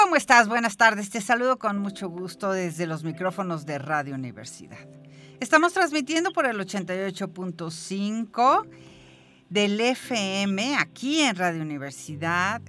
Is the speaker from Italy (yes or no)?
no; San Luis Potosí, Mexico; somos los potosinos y las potosinas